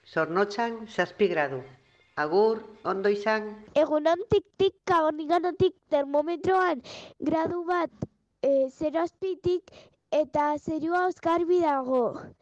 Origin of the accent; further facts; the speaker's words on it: Basque Country, Spain; La Real, que soy de Guipúzcoa.